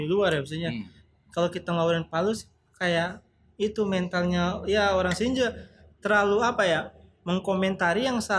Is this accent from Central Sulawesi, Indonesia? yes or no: yes; Palu, Central Sulawesi, Indonesia; born there; saya lahir di Palu kan iya yeah.